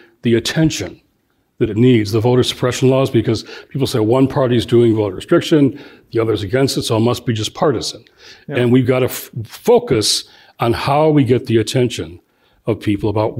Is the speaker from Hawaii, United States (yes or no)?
no; Michigan, United States; my home state of Michigan